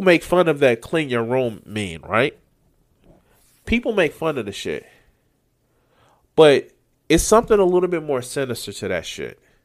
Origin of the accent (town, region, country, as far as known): Chicago, Illinois, United States